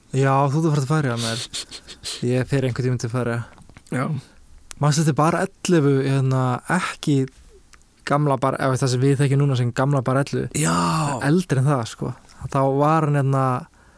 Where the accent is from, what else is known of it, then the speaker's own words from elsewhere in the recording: Iceland; ég er frá Íslandi